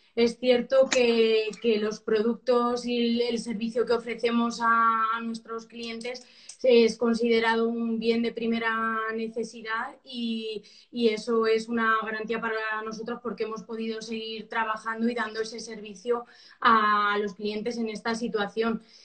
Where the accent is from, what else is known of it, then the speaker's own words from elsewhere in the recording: Albacete, Castilla-La Mancha, Spain; yo soy de Albacete